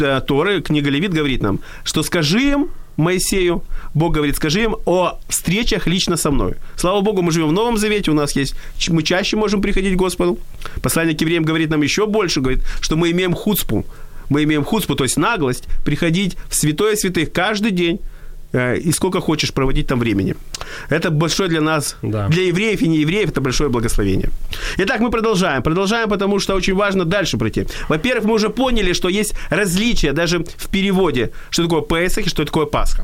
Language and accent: Russian; Odesa, Odesa Oblast, Ukraine; когда я родился в Одессе, то в моей семье праздновали э, два еврейских праздника